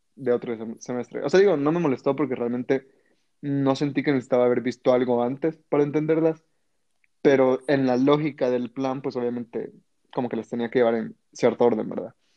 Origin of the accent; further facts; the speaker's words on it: El Salvador; moved away as an adult; also born or lived in Mexico; soy de Salvador, y pues obviamente me fui a estudiar a México.